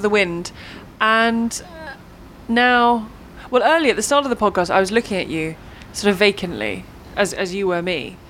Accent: England, United Kingdom; being English, British

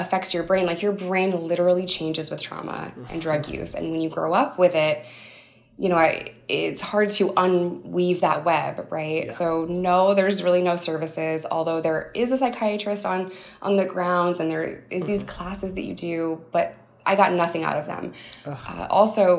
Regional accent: upstate New York, United States; It's like 200% below the poverty line in upstate New York

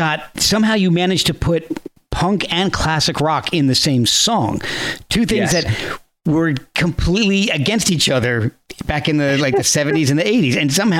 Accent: New Jersey, United States; But if anybody in my school, I grew up in New Jersey, and anybody, I was a metalhead.

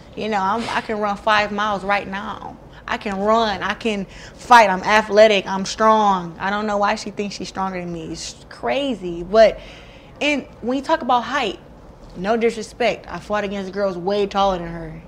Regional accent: Flint, Michigan, United States; it'll be big for Flint too, for my hometown.

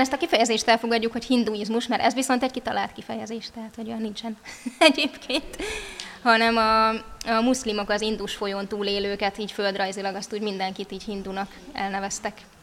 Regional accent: Budapest, Hungary; also born or lived in Somogy (Krishna Valley); now in Krishna Valley, Hungary; A szüleim győriek, de én már Pesten születtem.

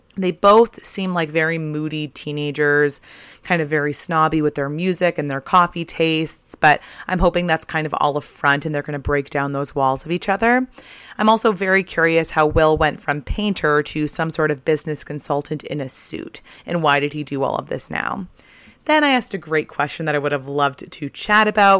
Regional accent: Kennebunk, Maine, United States; I grew up in Kennebunk and I worked as a breakfast server at the White Barn Inn

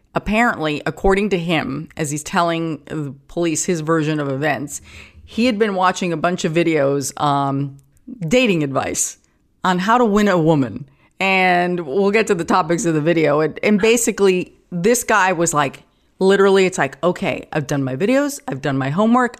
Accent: New York City, New York, United States; I grew up in Forest Hills

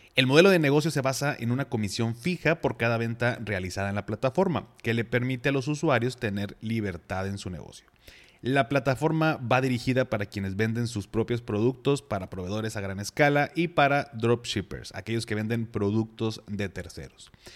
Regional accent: Mexico

